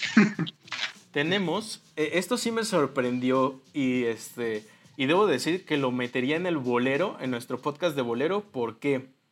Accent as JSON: {"language": "Spanish", "country": "Mexico", "said": "aquí como mexicanos 100% eh, este, creces teniendo en tu ADN la lucha libre"}